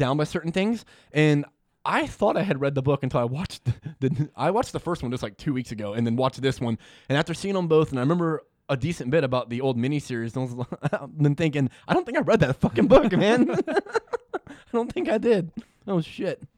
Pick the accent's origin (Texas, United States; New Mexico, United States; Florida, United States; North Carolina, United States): Florida, United States; I'm from Florida.